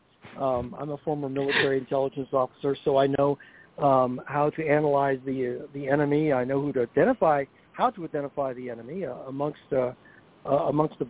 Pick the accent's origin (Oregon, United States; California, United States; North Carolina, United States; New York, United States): North Carolina, United States; moved away; also born or lived in Pennsylvania; I'm from North Carolina, originally been up for 30 years and still haven't converted to Yankeedom yet.